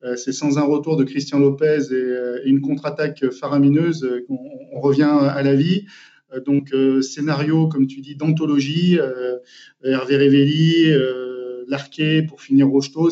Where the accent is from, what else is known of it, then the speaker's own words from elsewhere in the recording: Saint-Étienne, Auvergne-Rhône-Alpes, France; moved away; also born or lived in Manchester; cette jeunesse justement à saint etienne de cette passion, parce que quand on est stéphanois